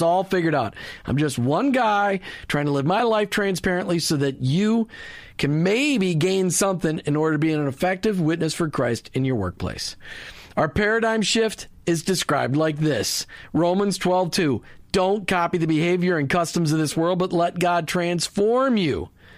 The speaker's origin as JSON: {"language": "English", "town": "Burnsville", "region": "Minnesota", "country": "United States", "tie": "born or raised there", "said": "I grew up in Burnsville, Minnesota."}